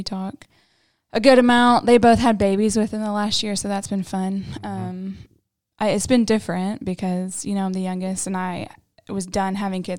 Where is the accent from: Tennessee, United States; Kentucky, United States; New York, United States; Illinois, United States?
Tennessee, United States; Knoxville; I grew up in Knoxville, Tennessee.